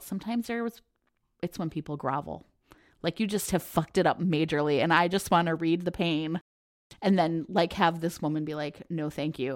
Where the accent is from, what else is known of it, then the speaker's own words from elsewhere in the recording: Ohio, United States; moved away as an adult; also born or lived in Philadelphia / Houston / Seattle / Oakland; now in Chicago, United States; I grew up in Ohio